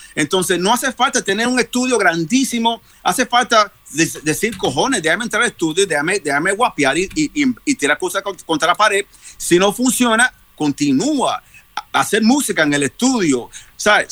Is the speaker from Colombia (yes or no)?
no; New York, United States; also born or lived in Puerto Rico; yo soy boricua, New York, pero soy internacional